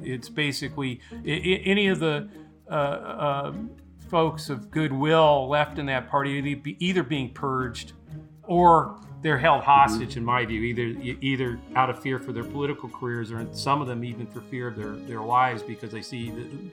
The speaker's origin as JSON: {"language": "English", "town": "Los Angeles", "region": "California", "country": "United States", "tie": "born or raised there", "moved": "as an adult", "said": "I grew up in Los Angeles, and that was exactly my high water mark there, high school kid in the mid to late 70s before I went, came east to work in politics"}